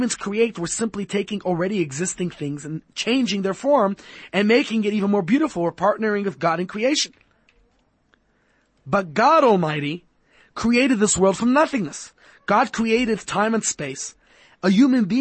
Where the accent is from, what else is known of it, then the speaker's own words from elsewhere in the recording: New York City, New York, United States; I grew up in Brooklyn, New York